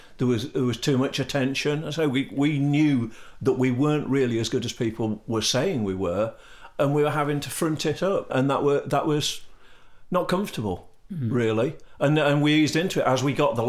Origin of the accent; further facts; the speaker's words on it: Leicester, East Midlands, United Kingdom; now in Sheffield, United Kingdom; I'm a Midlander. I'm from Leicester.